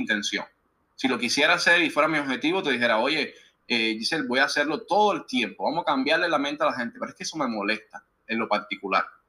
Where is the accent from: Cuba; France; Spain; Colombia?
Cuba; moved away as an adult; now in United States; soy cubano todavía